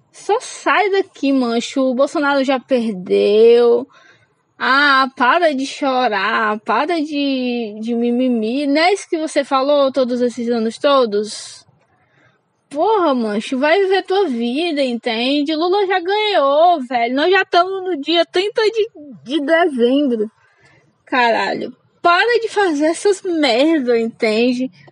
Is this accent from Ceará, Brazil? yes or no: yes; Fortaleza, Ceará, Brazil; now in Caucaia, Brazil; sou cearense da periferia de Fortaleza. Moro numa cidade chamada Calcaia.